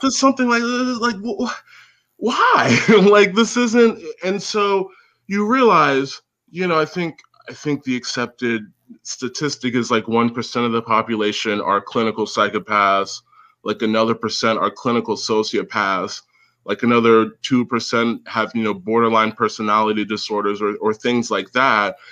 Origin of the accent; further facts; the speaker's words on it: United States; especially as an American